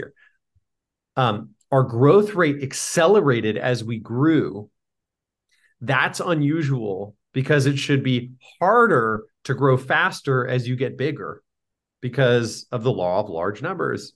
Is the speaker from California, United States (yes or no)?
yes; San Diego, California, United States; I grew up in San Diego